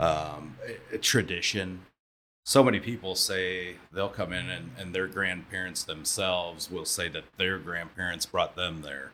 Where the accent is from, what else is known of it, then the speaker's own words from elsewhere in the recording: Elkhart, Indiana, United States; I lived in Elkhart, so, or I grew up in Elkhart